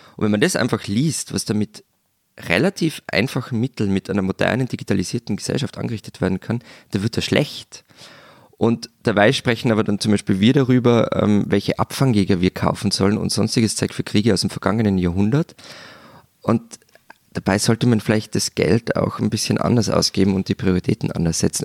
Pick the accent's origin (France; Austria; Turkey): Austria; bei uns